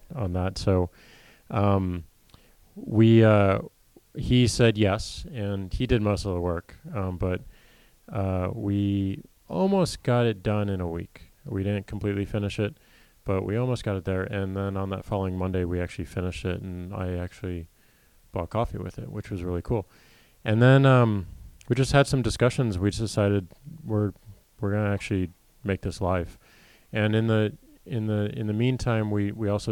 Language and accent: English; St. Louis, Missouri, United States; I grew up in St. Louis, Missouri